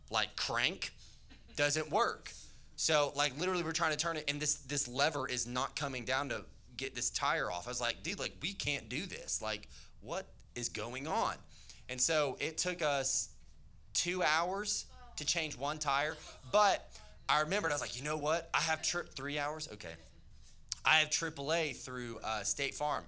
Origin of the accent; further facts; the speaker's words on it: Tennessee, United States; I'm from Tennessee